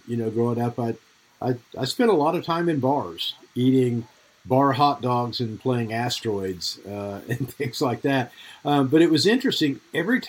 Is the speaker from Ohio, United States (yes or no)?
no; Oklahoma, United States; I grew up in Oklahoma with my mom